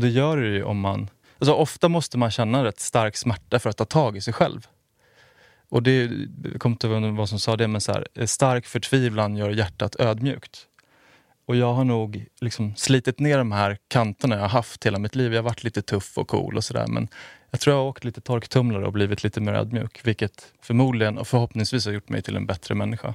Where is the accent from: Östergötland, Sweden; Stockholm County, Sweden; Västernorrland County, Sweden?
Stockholm County, Sweden; outside Stockholm; also born or lived in Skärholmen; jag är född utanför Stockholm. Har bott eh, utanför Stockholm, flyttat in till Kungsholmen nu.